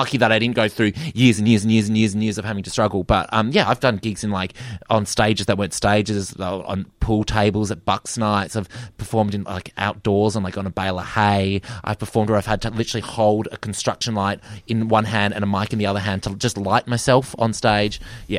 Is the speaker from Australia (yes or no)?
yes; Perth, Western Australia, Australia; growing up in Perth.